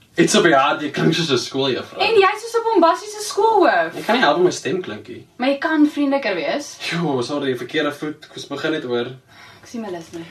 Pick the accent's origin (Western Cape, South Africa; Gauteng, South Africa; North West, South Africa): Gauteng, South Africa; Centurion; Ek kom van Centurion af, daar by Gauteng